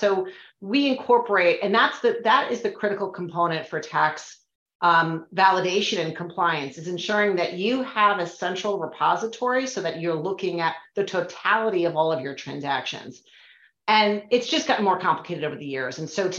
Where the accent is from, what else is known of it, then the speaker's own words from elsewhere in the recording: Connecticut, United States; So, in my home state of Connecticut, as an example, the nexus law is $100,000 annually in sales or 200 transactions.